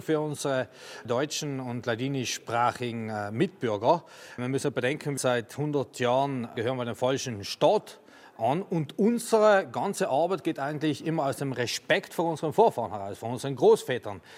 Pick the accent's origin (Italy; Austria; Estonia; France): Italy; South Tyrol, Trentino-Alto Adige; unsere uralte Tiroler Kultur und Tradition